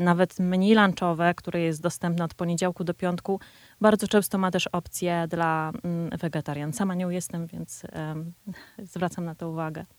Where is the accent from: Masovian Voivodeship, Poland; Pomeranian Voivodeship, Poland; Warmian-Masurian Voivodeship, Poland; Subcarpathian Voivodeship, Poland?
Masovian Voivodeship, Poland; Warsaw; My, jako warszawiacy